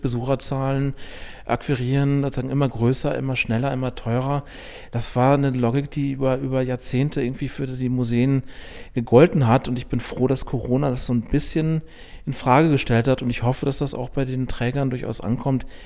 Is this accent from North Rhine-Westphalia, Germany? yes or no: yes; Münster, North Rhine-Westphalia, Germany; moved away as an adult; now in Chemnitz, Germany; ich bin in Münster aufgewachsen